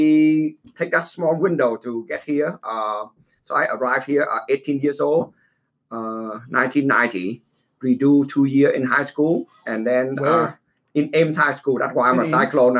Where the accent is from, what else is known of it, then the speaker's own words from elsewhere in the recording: Vietnam; moved away as an adult; I grew up in Vietnam. I didn't come here until 18 years old. So my entire childhood is in Vietnam